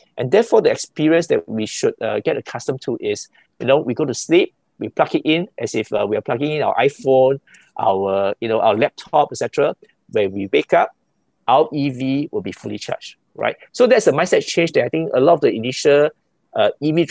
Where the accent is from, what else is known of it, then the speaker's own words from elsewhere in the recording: Singapore; as a Singaporean